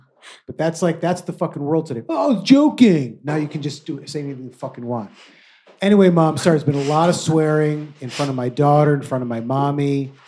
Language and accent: English; Michigan, United States; now in New York, United States; that was the Midwest in me just popped right there. Mom, I'm from Michigan.